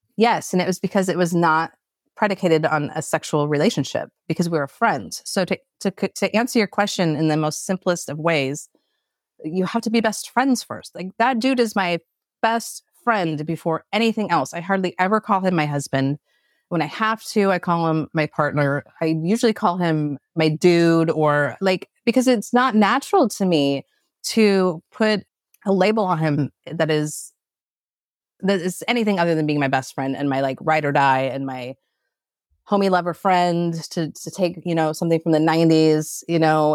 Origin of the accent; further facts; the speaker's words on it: Portland, Oregon, United States; I grew up in Portland, Oregon